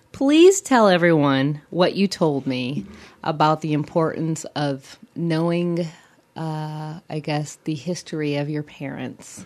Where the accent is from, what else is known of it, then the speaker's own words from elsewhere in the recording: Midwest, United States; a fellow Midwesterner